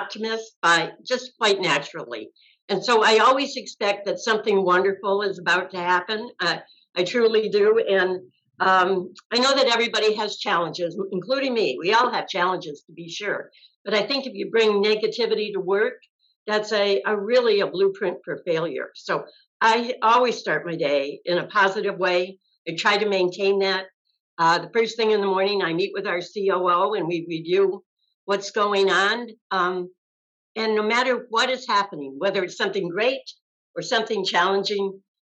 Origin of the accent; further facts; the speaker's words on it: Massena, New York, United States; also born or lived in Syracuse, New York; now in Tampa Bay, United States; my hometown, Messina, New York